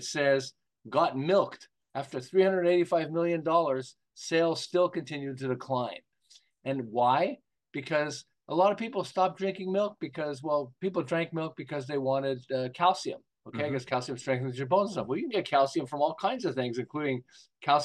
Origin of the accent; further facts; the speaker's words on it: Montreal, Quebec, Canada; now in Southern California, United States; I'm originally from Montreal. I live in Southern California now